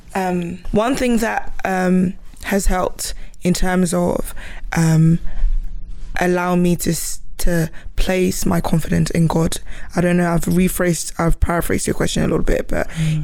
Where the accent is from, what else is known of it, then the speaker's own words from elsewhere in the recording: Ghana; moved away; I wasn't born here. I came from Ghana